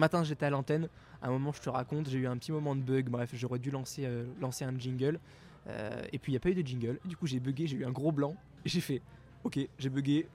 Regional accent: Grenoble, Auvergne-Rhône-Alpes, France; on est grenoblois

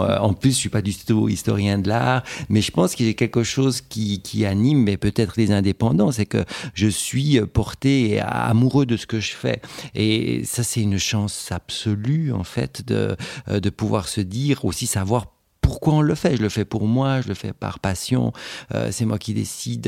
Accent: Switzerland; chez nous en Suisse

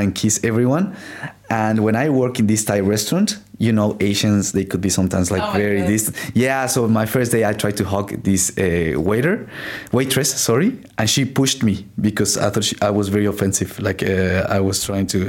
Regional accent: Mexico; moved away as an adult; now in Australia; I am 29 years old, and yeah, as you said, I am from Mexico, and I've been in Australia for 4 years and a half

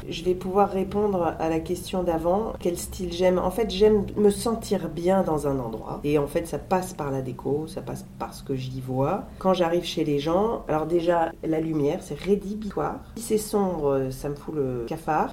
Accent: Lille, Hauts-de-France, France; moved away as an adult; now in Paris, France; quand j'étais petite, j'adorais venir à Paris, j'habitais Lille

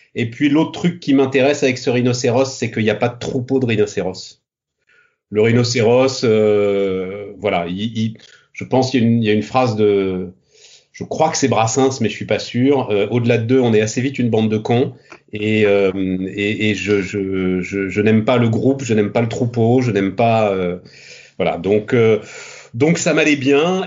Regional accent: Paris, Île-de-France, France; je suis parisien, euh, fils de parisien, euh, petit-fils de parisien. enfin Paris et la banlieue

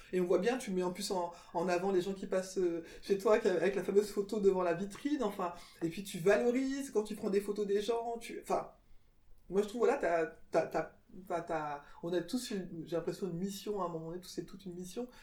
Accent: France; je suis née en France moi je me suis toujours sentie française

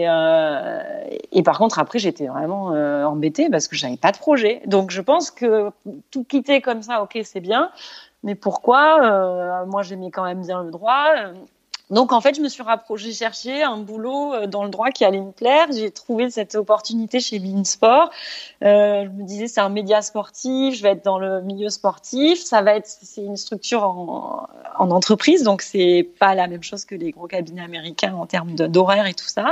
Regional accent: Brissac, Occitania, France; moved away as an adult; now in Doha, Qatar; j'ai grandi dans les Cévennes, donc à la campagne, euh, dans un petit bled de 300 habitants.

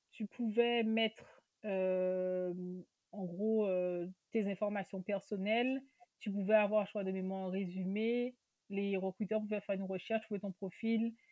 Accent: Guadeloupe, France; sur l'ultramarin, sur l'antillais, si on veut réduire encore plus parce que je suis de Guadeloupe.

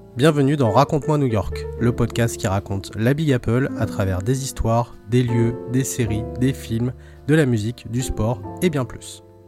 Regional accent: Nogent-sur-Marne, Île-de-France, France; ma ville natale de Nogent-sur-Marne

